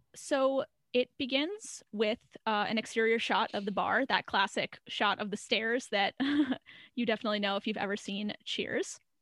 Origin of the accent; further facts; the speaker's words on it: Boston, Massachusetts, United States; I'm from the Boston area